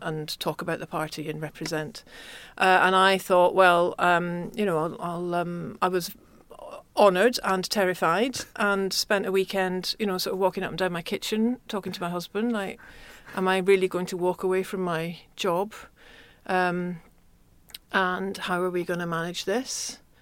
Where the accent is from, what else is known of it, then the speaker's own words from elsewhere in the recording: Glasgow, Scotland, United Kingdom; I was growing up in Glasgow